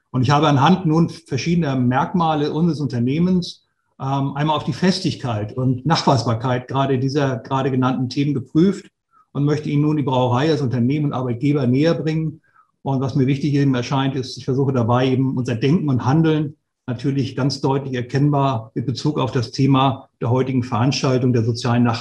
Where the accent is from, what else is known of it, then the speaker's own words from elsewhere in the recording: Flensburg, Schleswig-Holstein, Germany; ich bin 53 Jahre alt, bin gebürtiger Flensburger, komme aus dem hohen Norden